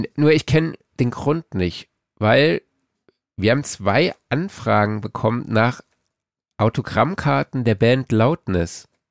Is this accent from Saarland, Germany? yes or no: yes; Saarlouis, Saarland, Germany; für meinen Geburtsort, also Autokennzeichen SLS